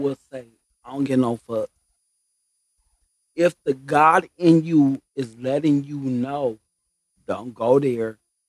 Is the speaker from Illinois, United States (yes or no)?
no; Greenwood, Mississippi, United States; I'm from Greenwood, Mississippi.